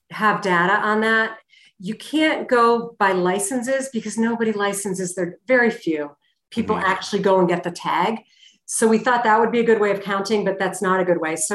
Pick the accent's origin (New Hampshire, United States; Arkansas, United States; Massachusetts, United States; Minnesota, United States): Massachusetts, United States; Boston; That I came from Boston. I never went to charity events back